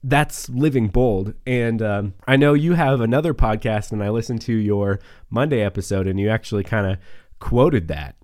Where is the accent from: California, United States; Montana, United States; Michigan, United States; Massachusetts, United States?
Montana, United States; Northeast; moved away as an adult; also born or lived in Oklahoma City / Texas; now in Wyoming, United States; I grew up in Northeast Montana as well, small town, uh, three thousand people